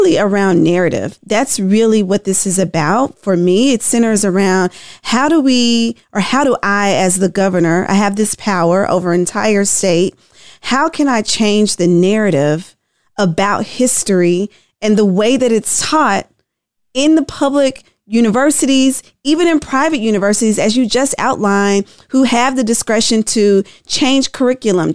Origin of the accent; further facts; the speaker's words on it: Tennessee, United States; I'm from Tennessee, and we're in a supermajority state as well